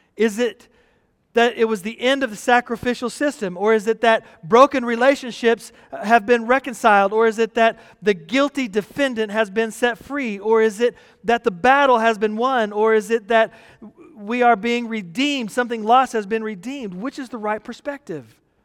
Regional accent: Texas, United States; growing up in the United States, especially in Texas

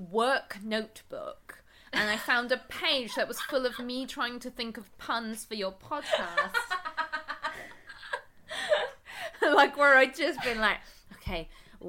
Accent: England, United Kingdom; we're both English

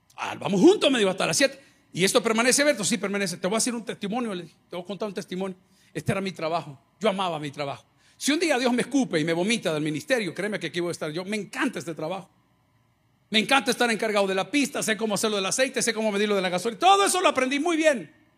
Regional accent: El Salvador; en El Salvador todos somos hermanos

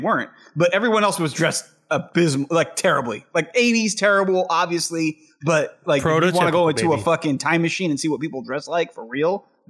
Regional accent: San Jose, California, United States; where we grew up in San Jose, which is a bit more metropolitan, if not suburban.

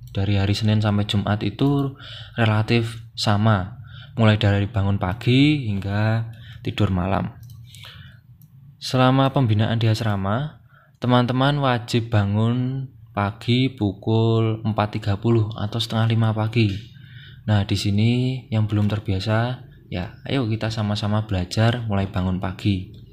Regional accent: Blitar, East Java, Indonesia; saya bukan orang Jogja, saya orang Blitar dari Jawa Timur.

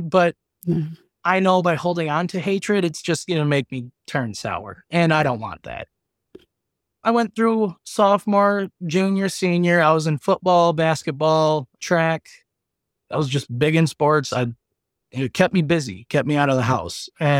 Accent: Lynxville, Wisconsin, United States; I went back to my hometown area, which is Lynxville, Wisconsin. It's 124 people. There's 3 bars.

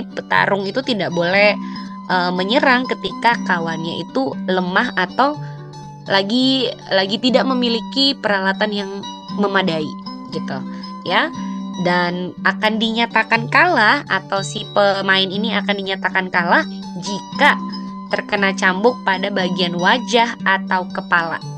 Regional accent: East Nusa Tenggara, Indonesia; sebagai orang NTT sendiri … pun sampai hari ini belum kelar menjelajahi destinasi wisata di Nusa Tenggara Timur

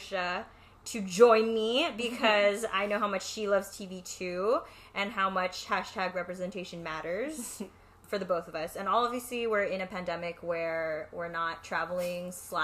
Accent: Los Angeles, California, United States; we are both Filipino Americans, grew up in LA, in Northeast Los Angeles

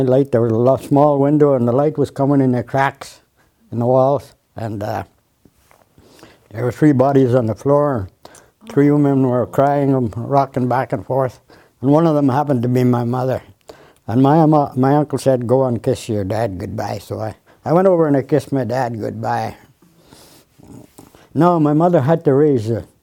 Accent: Moosonee, Ontario, Canada; that's where I grew up in Moose Knee

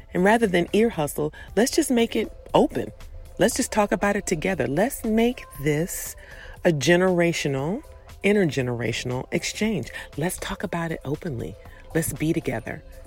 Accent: Prince George's County, Maryland, United States; When I was growing up in Prince George's County, Maryland

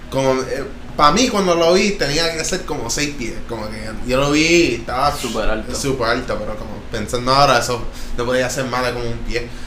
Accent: Tabaja, Puerto Rico; now in Arecibo, Puerto Rico; yo soy de Tabaja. Ahora mismo estoy viviendo en Arcibo pero, pero soy de Tabaja y mi familia y todo el mundo, mis raíces son de Tabaja.

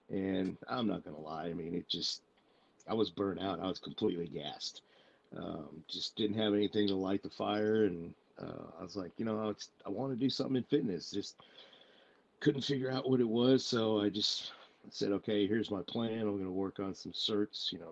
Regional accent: Tachikawa, Tokyo, Japan; born there; also born or lived in Plattsburgh, United States / Kaiserslautern, Delaware, United States / Maine, United States; I was born in Tachikawa Air Force Base. Uh, we went from there uh, lived in Plattsburgh, New York for a few years. We lived in uh, uh, Kaiserslautern Air Force Base for a few years in Germany.

